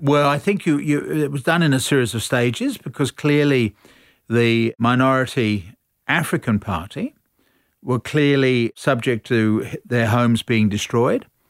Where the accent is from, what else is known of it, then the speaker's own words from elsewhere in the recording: Australia; we're all Australian